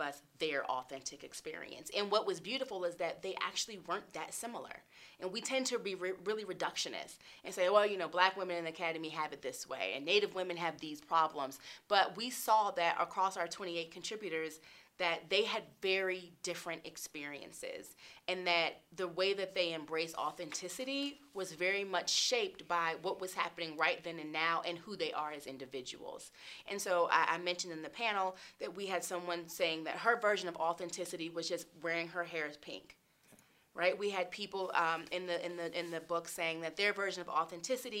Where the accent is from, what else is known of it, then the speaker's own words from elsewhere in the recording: Charlotte, North Carolina, United States; moved away as an adult; now in Colorado Springs, United States; I'm from Charlotte, North Carolina.